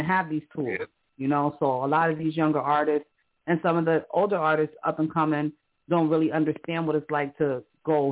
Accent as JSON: {"language": "English", "town": "New York City", "region": "New York", "country": "United States", "said": "I'm from Harlem"}